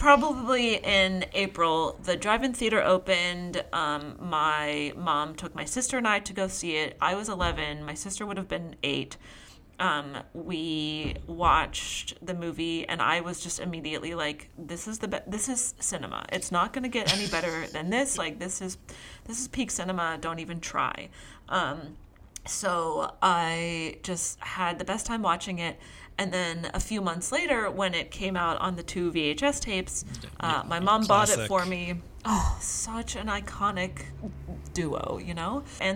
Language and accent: English; Pennsylvania, United States; I grew up in Pennsylvania